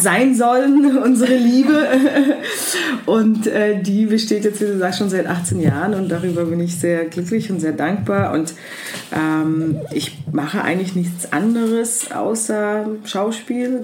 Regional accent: Heidelberg, Baden-Württemberg, Germany; also born or lived in Kyiv, Ukraine; now in Berlin, Germany; Ich bin in der Ukraine allerdings geboren. Als ich ähm, zehn Jahre alt war, ist meine Familie nach Deutschland ausgewandert, aus Kiew. Und dann bin ich größtenteils in Heidelberg aufgewachsen

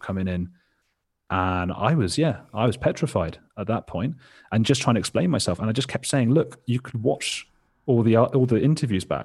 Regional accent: England, United Kingdom; I had a really sheltered existence, like, like most people growing up in England.

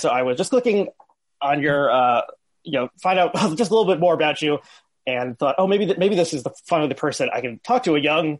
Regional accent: Northern New Jersey, United States; So I went to public school, but a like Hebrew after school 3 times a week in a conservative congregation in Northern New Jersey.

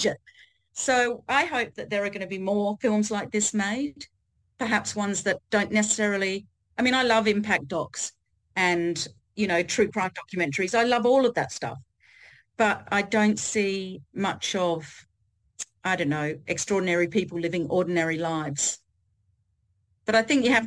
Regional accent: Australia; I am Australian.

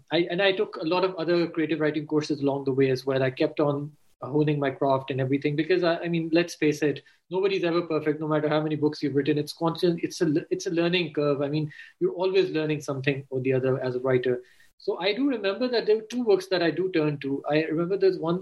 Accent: Pakistan; also born or lived in Canada / London, United Kingdom; as Pakistanis, we are very much influenced by our parents

